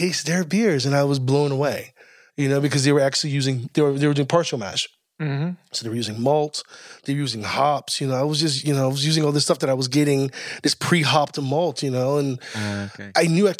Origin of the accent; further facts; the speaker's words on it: United States; moved away; I grew up in the States